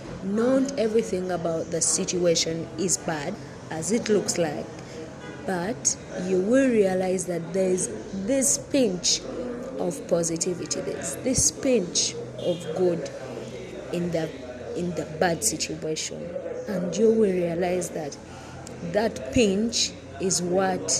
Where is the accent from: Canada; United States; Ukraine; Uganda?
Uganda; I'm from Uganda and I'm a Ugandan